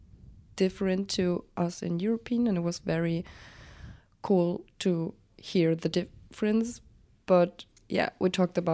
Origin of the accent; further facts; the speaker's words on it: Germany; I'm from Germany and I study on the Ernst, Abbe Hochschule in Jena